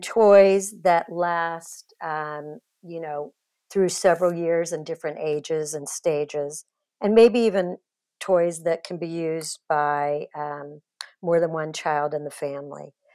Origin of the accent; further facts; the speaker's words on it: Kansas City, United States; also born or lived in Los Angeles; I grew up in Kansas City, but moved to L